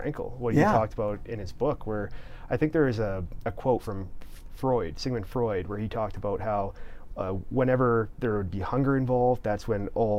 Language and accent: English; Canada; my best friend was German. Here I was as a Canadian.